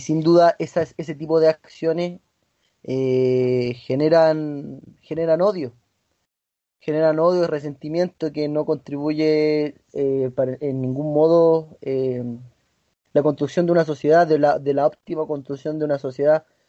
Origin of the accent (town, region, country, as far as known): Chile